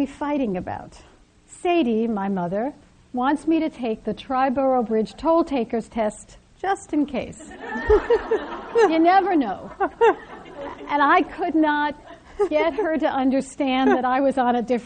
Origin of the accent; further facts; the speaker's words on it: New York City, New York, United States; I was born on the Lower East Side of Manhattan